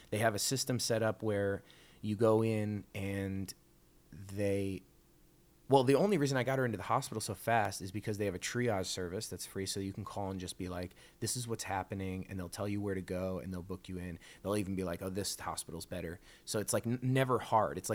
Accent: Canada; They know I'm from Canada, so they start saying like, oh, how are the lines for the healthcare?

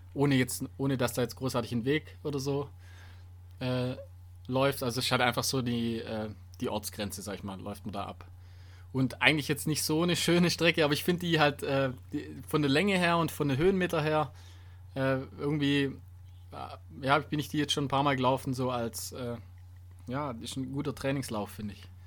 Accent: Donaubergland, Baden-Württemberg, Germany; moved away; das ist in meiner alten Heimat

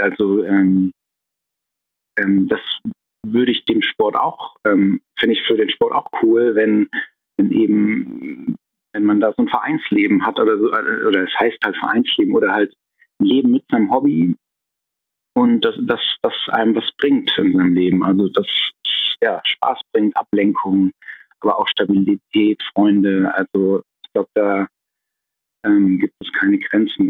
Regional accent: Tübingen, Baden-Württemberg, Germany; in Tübingen in meiner Heimatstadt

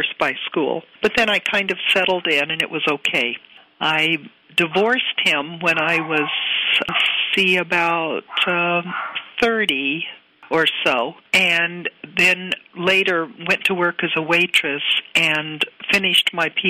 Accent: Needles, California, United States; also born or lived in Long Beach, California; Now, I grew up in Needles, California, 4,500 people.

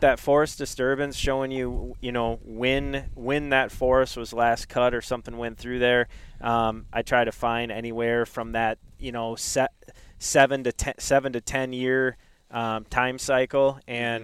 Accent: Duluth, Minnesota, United States; I grew up in Duluth, Minnesota

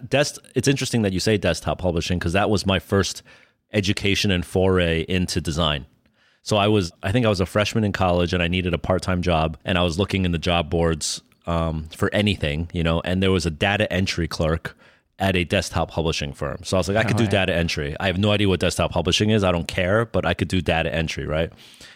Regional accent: Freehold Township, New Jersey, United States; born there; You know, I was born in New Jersey, the middle of nowhere in Jersey, sort of like Freehold Township, New Jersey, which is about 45 minutes outside of New York.

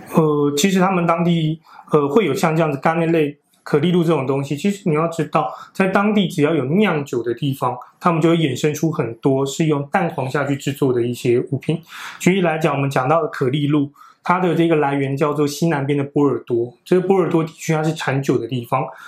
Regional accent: Taiwan; 我们台湾人比较容易不能接受的习惯是什么呢

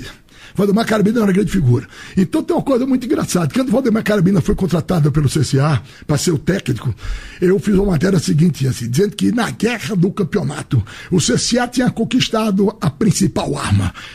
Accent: Maceió, Alagoas, Brazil; Minha terra é muito é, beneficiada por esse fato de a natureza foi favorável

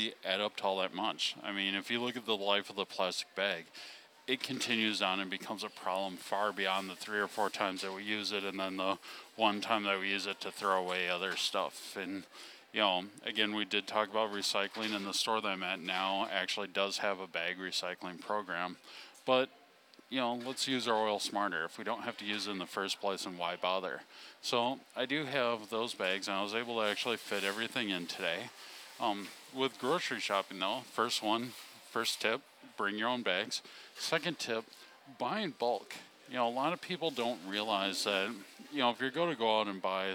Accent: Wisconsin, United States; born or raised there

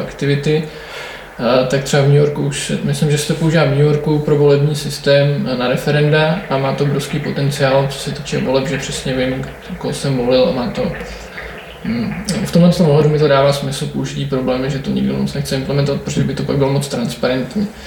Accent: České Budějovice, South Bohemian Region, Czechia; jsem z Českých Budějovic

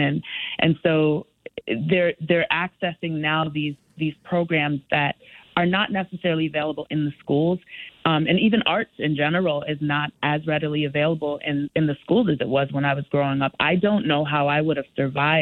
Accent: Stamford, Connecticut, United States; Though I did not grow up in Bridgeport, I grew up in Stamford. I did grow up in the projects of Stamford

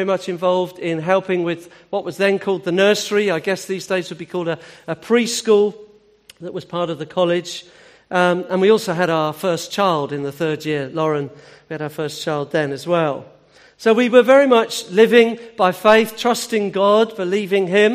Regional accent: Hampshire, South East England, United Kingdom; I'm from Hampshire.

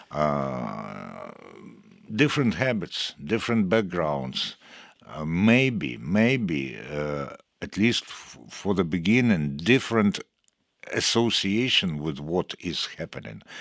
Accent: Sweden; English is a second language; I'm originally from Sweden.

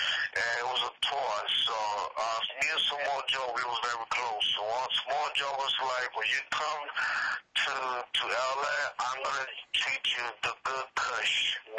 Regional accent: Puerto Rico; I said, "No, I'm from Puerto Rico."

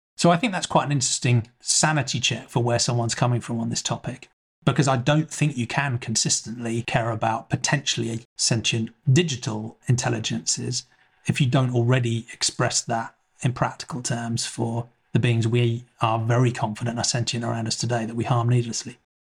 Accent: England, United Kingdom; I grew up in England

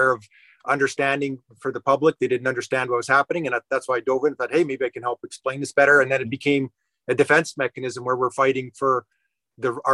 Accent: Saskatchewan, Canada; moved away as an adult; now in Calgary, Canada; So I'm a Saskatchewan farm boy, and when I grew up in Saskatchewan

